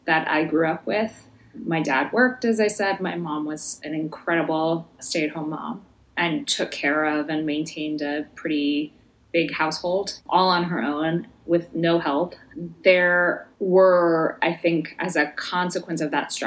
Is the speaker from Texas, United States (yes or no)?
no; Chicago, Illinois, United States; born or raised there; moved away; also born or lived in Iowa City, Iowa